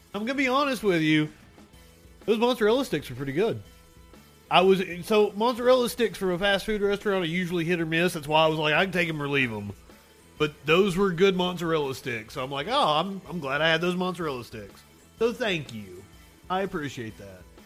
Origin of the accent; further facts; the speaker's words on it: Appalachia, United States; accent: Appalachian; my Appalachian accent